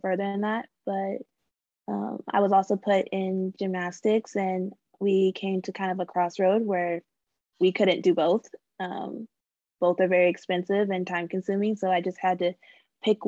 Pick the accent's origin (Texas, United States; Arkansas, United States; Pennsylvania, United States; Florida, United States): Texas, United States; Carrollton; also born or lived in Arlington, Texas; So I was born in Texas, born and raised. I was born in Arlington, and then I kind of did a lot of my growing up in Carrollton, Texas.